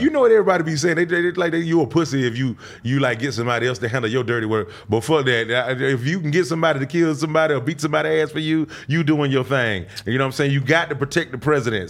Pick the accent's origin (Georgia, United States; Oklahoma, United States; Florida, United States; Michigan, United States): Georgia, United States; Decatur; also born or lived in Albany, Georgia; Born in Albany, Georgia, raised in Decatur, Georgia, in Atlanta